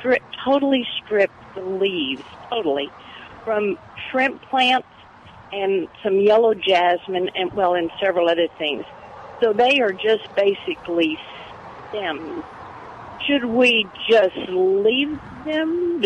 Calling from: Victoria, Texas, United States; I'm calling from Victoria

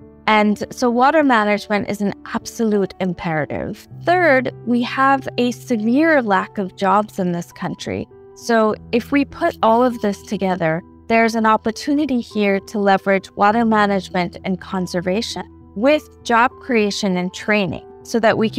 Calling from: New Delhi, Delhi, India; I'm in New Delhi. I'm joining you from New Delhi right now.

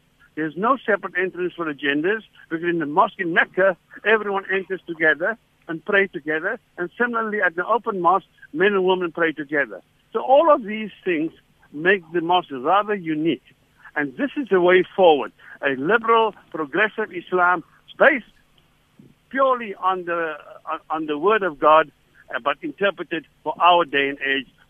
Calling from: Cape Town, Western Cape, South Africa; Or, like, I'm talking from Cape Town.

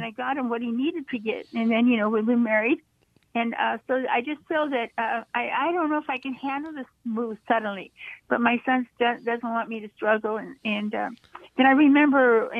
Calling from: Monterey Park, California, United States; Yes, hi, I'm … from Monterey Park, and you know, I just got your station, but I'm born again Christian. I'm 81.

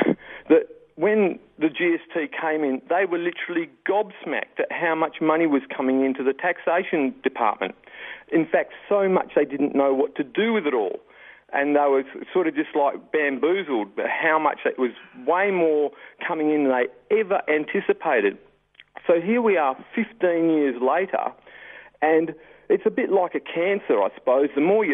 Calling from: Western Australia, Australia; I'm down south, mate, in West Australia.

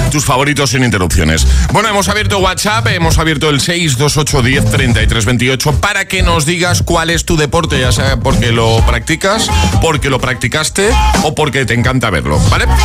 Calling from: Valencia, Valencian Community, Spain; de Valencia.

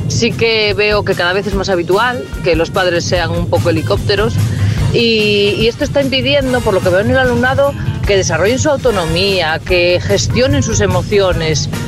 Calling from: Asturias, Spain; Buenos días … de Asturias.

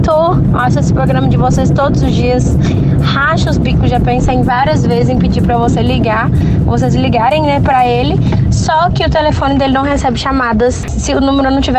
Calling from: Belo Horizonte, Minas Gerais, Brazil; eu sou de Belo Horizonte

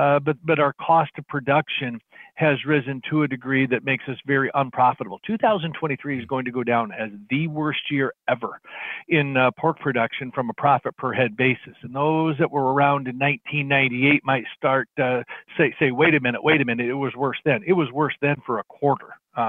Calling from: Ames, Iowa, United States; Ames, Iowa, kind of the garden spot of everything agriculture here.

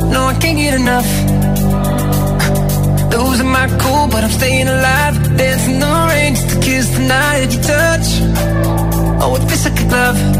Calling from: Parla, Community of Madrid, Spain; Hola, GTFM. Soy … desde Parla.

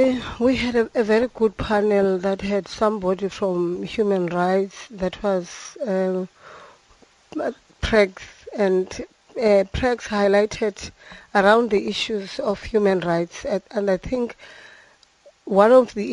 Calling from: East London, Eastern Cape, South Africa; I'm phoning from East London.

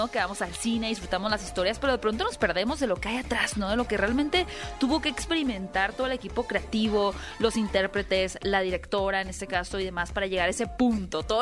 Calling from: Cuautitlán, State of Mexico, Mexico; Eh, el Estado de México, en Cuautitlán, Vizcali.

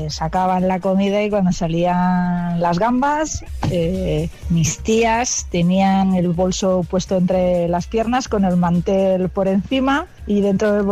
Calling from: Valencia, Valencian Community, Spain; de Valencia

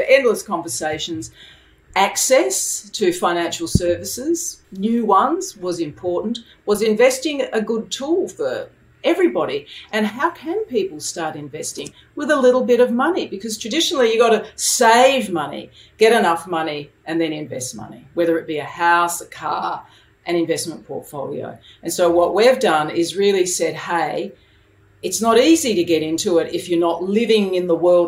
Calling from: Sydney, New South Wales, Australia; In from a very hot room in Sydney today.

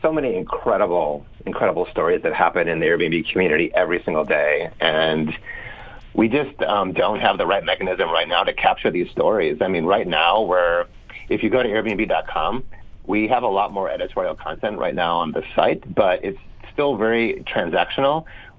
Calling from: San Francisco, California, United States; From San Francisco, California.

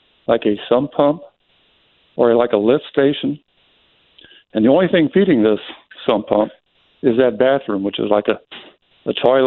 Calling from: Illinois, United States; I'm calling from Illinois

